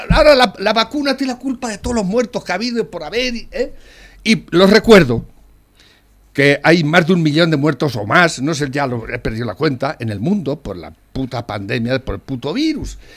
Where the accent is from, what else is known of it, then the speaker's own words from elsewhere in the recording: Spain; yo, eh, soy español y vivo aquí